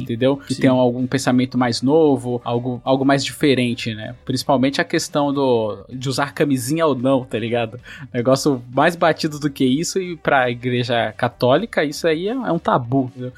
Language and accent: Portuguese; São Paulo, Brazil; also born or lived in Bahia; Eu fui criado muito tempo na Brasilândia